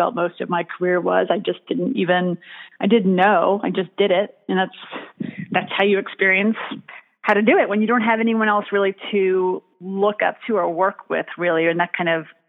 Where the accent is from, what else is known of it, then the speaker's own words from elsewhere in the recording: New York City, New York, United States; I grew up in the Bronx